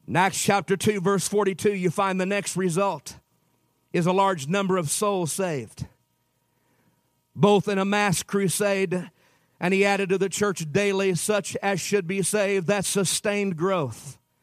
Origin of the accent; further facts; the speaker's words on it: Utah, United States; I'm from Utah